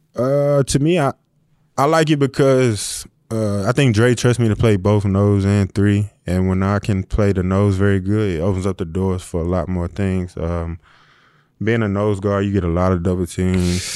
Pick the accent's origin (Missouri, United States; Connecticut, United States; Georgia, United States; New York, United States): Missouri, United States; St. Louis; moved away; I'm from St. Louis